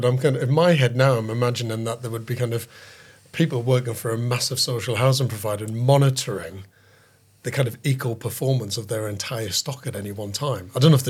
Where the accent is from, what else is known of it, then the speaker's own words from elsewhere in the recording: Sunderland, North East England, United Kingdom; I'm from Sunderland, mate.